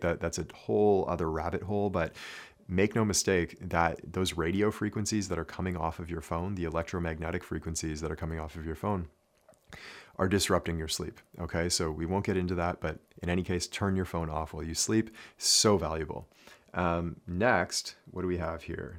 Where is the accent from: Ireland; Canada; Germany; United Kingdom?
Canada; growing up in Canada, we studied French.